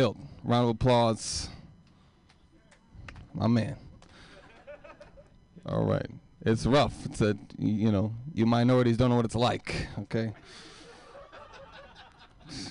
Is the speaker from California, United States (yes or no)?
yes; Oakland, California, United States; I grew up in East Oakland.